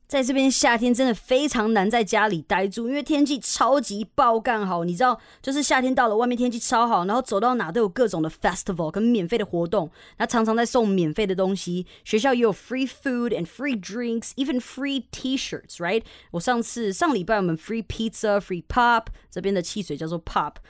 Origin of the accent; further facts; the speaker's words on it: Taiwan; also born or lived in Canada; 我在台湾出生，哦，我是大概七岁到加拿大，然后十二岁回台湾正式定居。所以这期间其实我都来来回回的。那我其实大部分学英文的时间是在台湾